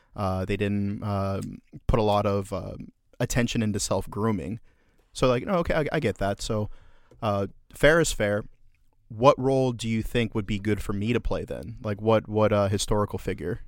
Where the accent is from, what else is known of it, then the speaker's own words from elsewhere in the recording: United States; we love as Americans